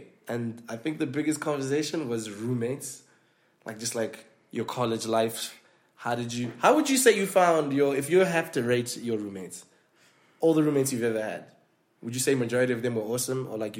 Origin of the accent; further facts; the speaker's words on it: Zimbabwe; moved away; We came from Zim together, so we already knew each other.